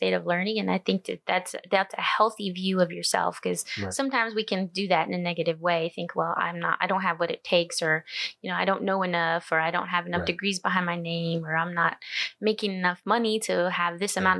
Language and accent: English; United States; moved away as an adult; also born or lived in Phoenix, Arizona; Growing up on the Navajo Reservation, it was a completely different environment